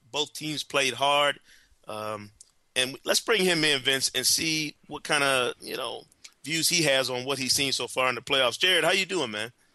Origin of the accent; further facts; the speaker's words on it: Grand Rapids, Michigan, United States; my hometown of Grand Rapids